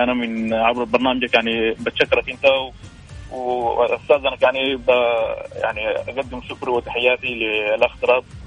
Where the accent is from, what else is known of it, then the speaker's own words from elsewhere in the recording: Sudan; now in Riyadh, Saudi Arabia; انا طبعا من السودان